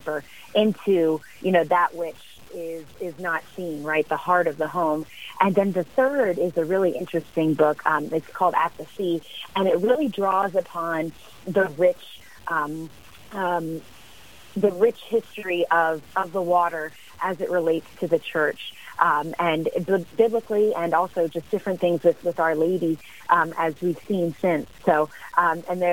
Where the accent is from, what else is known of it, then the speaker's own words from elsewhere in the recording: Pennsylvania area, United States; now in Natchez, United States; We're both originally from the Pennsylvania area